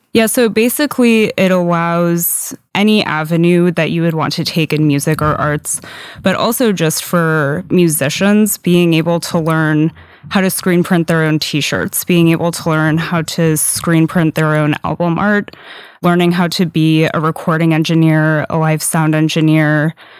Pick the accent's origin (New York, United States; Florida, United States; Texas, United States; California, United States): California, United States; San Diego; now in Seattle, United States; I grew up in San Diego, which essentially has no all-ages scene